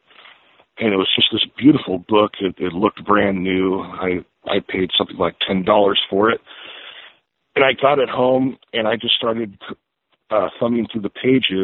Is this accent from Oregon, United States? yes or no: yes; Albany, Oregon, United States; I was growing up in Albany